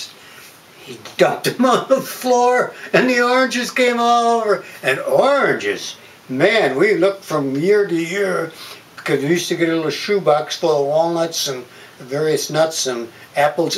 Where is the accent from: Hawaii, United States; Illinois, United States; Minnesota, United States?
Illinois, United States; Carpentersville; English is a second language; we lived in this small town, Carpentersville